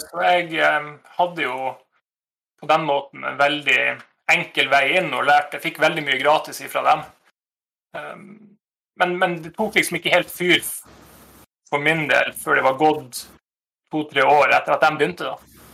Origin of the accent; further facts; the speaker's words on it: Nordreisa, Troms, Norway; moved away; der jeg kommer ifra, fra Nordreisa.